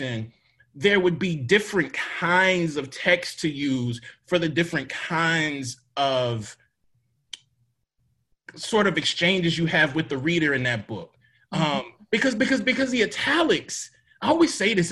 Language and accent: English; Mississippi, United States; I'm from Mississippi